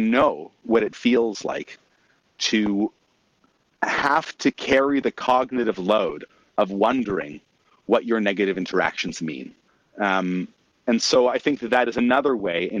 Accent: Canada; as a Canadian

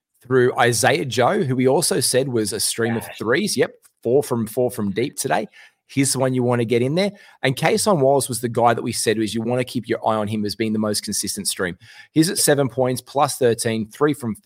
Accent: Australia

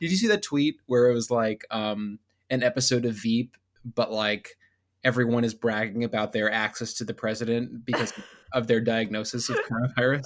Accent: Northern Virginia, United States; I'm from Northern Virginia

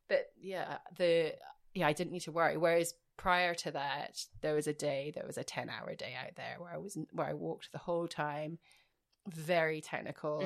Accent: Edinburgh, Scotland, United Kingdom; now in Australia; I'm not from Glasgow, I'm from Edinburgh

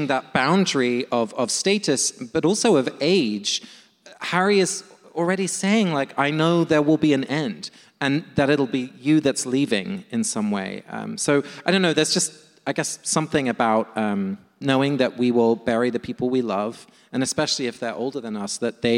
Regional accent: London, United Kingdom; now in United States; my hometown of London

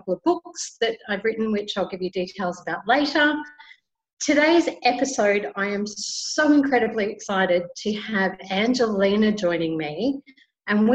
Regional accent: Australia; now in Santa Marta, Colombia; I am Australian

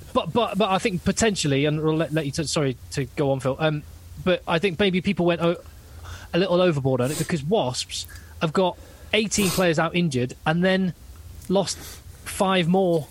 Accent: Newbury, South East England, United Kingdom; my hometown club

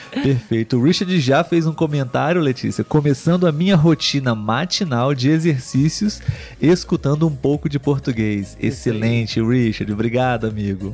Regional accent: Brazil; sou brasileiro.

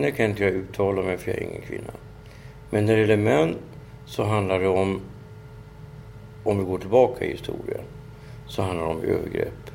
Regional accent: Kenya; alltså jag tycker att det, som kenyan så tycker jag, vad fan är det som har hänt?

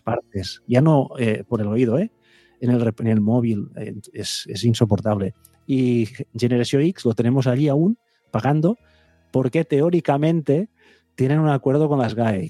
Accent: Vic, Catalonia, Spain; yo soy de Big

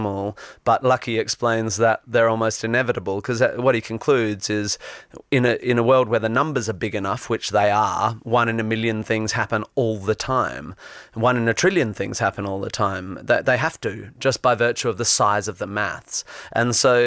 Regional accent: Perth, Western Australia, Australia; also born or lived in Northampton / Melbourne / London; now in Sydney, Australia; I grew up in Perth and then moved to Melbourne and then moved to London, where I lived here for 8 years

